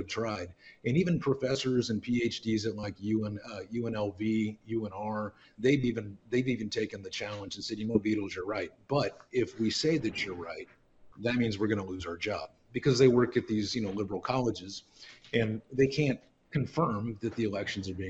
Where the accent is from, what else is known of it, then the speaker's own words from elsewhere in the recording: Lodi, California, United States; now in Reno, United States; I'm from Lodi, live in Reno, been in Reno on and off since 95